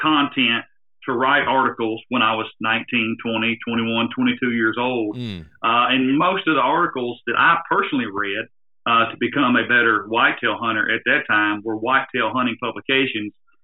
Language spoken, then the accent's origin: English; Tennessee, United States; accent: southern; I owned my home state of Tennessee magazine called Tennessee Outdoor News